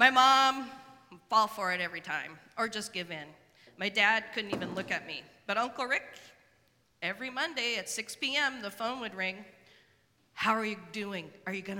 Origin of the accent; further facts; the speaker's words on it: Spokane, Washington, United States; now in Portland, United States; I grew up in Spokane